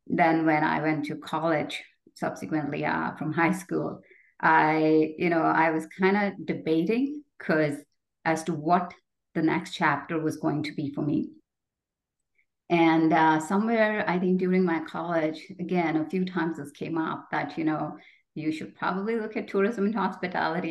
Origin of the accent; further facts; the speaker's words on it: Jaipur, Rajasthan, India; moved away as an adult; also born or lived in Jodhpur, India / New Delhi, India; now in Canada; I was born in India and grew up in the province of Rajasthan, first in Jodhpur, which is known as the Blue City. And then my father took a job in Jaipur, which is known as the Pink City.